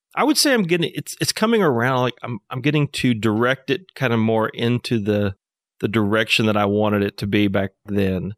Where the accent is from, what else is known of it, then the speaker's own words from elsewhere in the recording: Fayetteville, Arkansas, United States; also born or lived in Nashville, Tennessee; I was born in Fayetteville, so I'm, I'm hometown guy here.